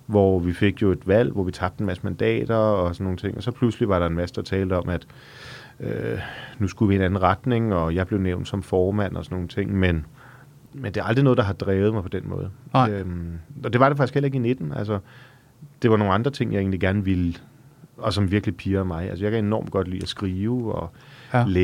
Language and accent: Danish; Frederikssund, Capital Region of Denmark, Denmark; jeg er født i Frederikssund.